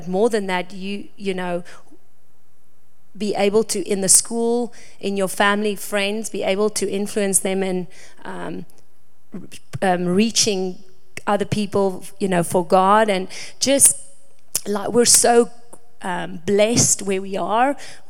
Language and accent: English; South Africa; moved away as an adult; now in United States; that we are from South Africa, and for us, we are in America because this is our mission field. You know, we're from South Africa where we always see foreigners come and do the mission in our country, and when we were called to come to the States